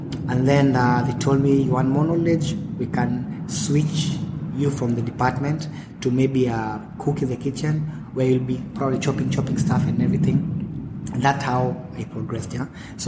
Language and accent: English; Nairobi, Kenya; also born or lived in Mombasa; I was born in Kenya, place called Mombasa, town called Mombasa. And then after some time, we relocated to Nairobi. When I was like 8-9 years old.